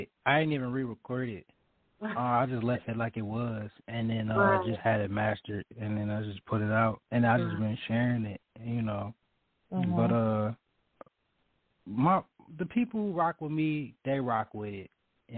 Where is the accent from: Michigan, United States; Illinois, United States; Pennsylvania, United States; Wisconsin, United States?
Michigan, United States; Detroit; I'm from the D, West Side, Joy Road